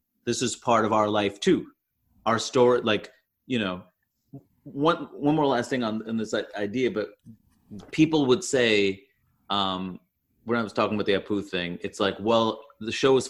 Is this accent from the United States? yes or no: no; Canada; I'm Canadian.